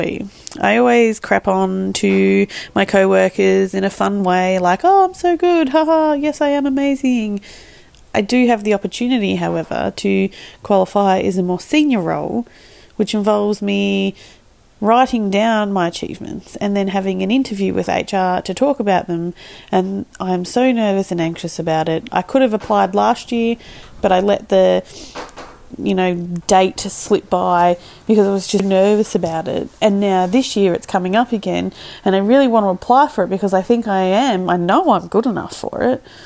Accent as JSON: {"language": "English", "town": "Melbourne", "region": "Victoria", "country": "Australia", "said": "I'm from Melbourne"}